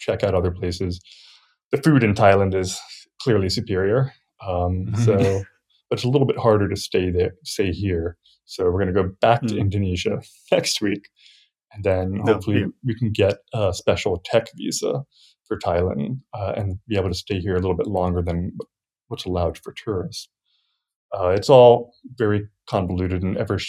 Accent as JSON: {"language": "English", "region": "Virginia", "country": "United States", "tie": "born or raised there", "also_born_or_lived": "New York", "moved": "as an adult", "said": "I grew up in Virginia and went to school there"}